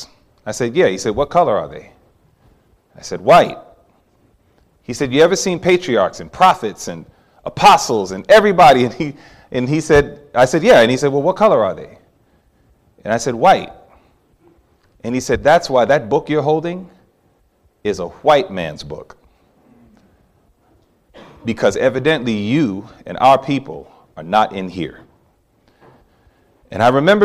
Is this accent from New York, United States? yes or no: yes; New York City, New York, United States; growing up in New York City